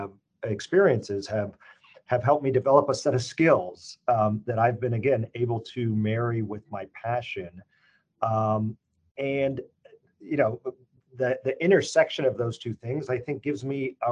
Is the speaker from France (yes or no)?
no; Chino, California, United States; I grew up in a town called Chino, California